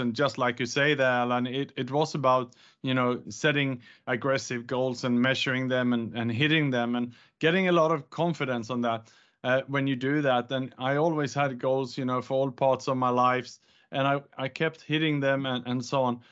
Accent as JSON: {"language": "English", "country": "Sweden", "tie": "born or raised there", "also_born_or_lived": "Gold Coast, Australia / Bangkok, Thailand / Indonesia / Vietnam", "moved": "as an adult", "lives_now": "Singapore", "said": "I was born in Sweden, educated in Australia on the Gold Coast"}